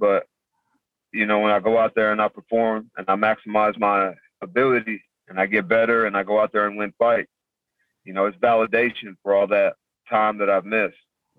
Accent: San Antonio, Texas, United States; San Antonio.

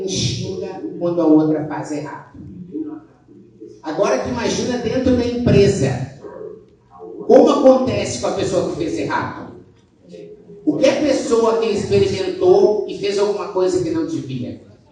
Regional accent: South Region, Brazil; accent: southern; vocês podem ver pelo meu sotaque, eu sou do sul

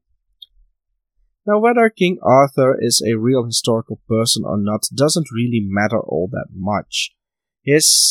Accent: Netherlands; my home country of the Netherlands

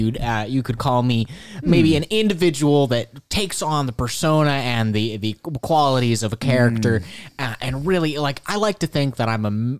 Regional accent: Wisconsin, United States; born there; I'm from all over. You know, I was actually, I was born in Wisconsin.

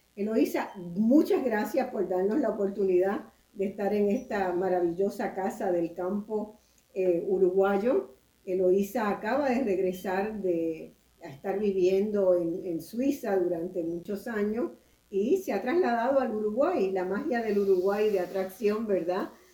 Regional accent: Puerto Rico; en mi país, en Puerto Rico

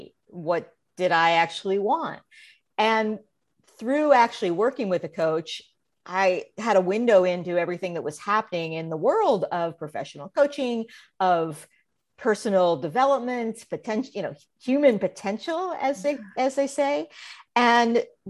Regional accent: Illinois, United States; when I look back at when I was a little kid growing up in Central Illinois, I loved to perform.

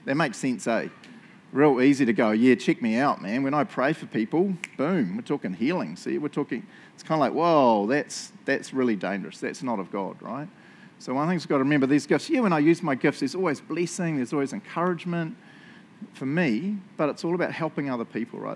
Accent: New Zealand; moved away; I'm from New Zealand

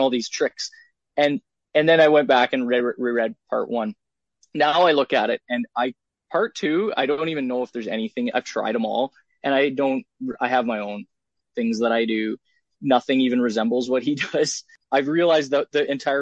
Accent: Canada; I'm a Canadian. So, figure skating is big here.

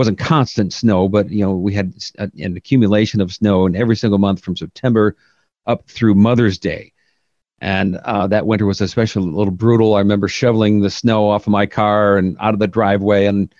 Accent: Western New York, United States; moved away as an adult; now in Oregon, United States; You know, I'm not originally from Oregon. I grew up in Western New York, and similar in many ways to Oregon, except for the topography. It was just kind of rolling hills after rolling hills and lots of snow.

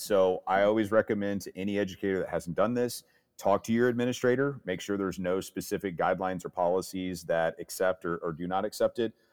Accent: St. Louis, Missouri, United States; Missouri, uh, being my home state as I'm out of Saint Louis.

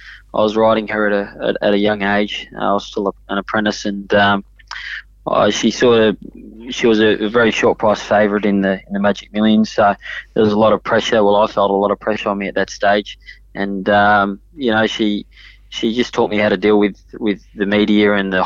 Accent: Sydney, New South Wales, Australia; also born or lived in Hong Kong; we grew up in Paul's stable

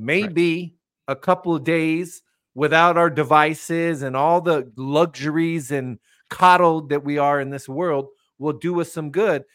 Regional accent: United States; me personally, as an American

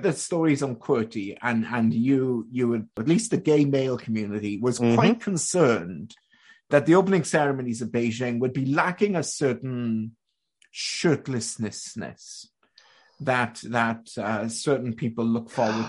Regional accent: Canada; I spent part of my time growing up in Canada and in high school.

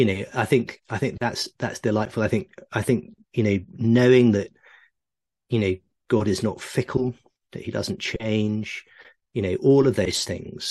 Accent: Oxford, South East England, United Kingdom; I grew up in Oxford

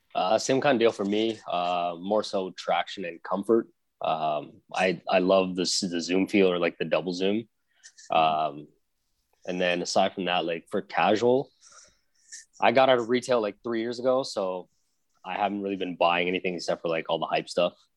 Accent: Philippines; moved away; I grew up in the Philippines

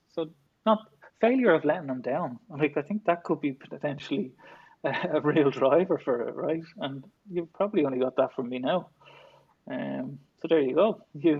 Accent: Dublin, Leinster, Ireland; I did, yeah, born and bred.

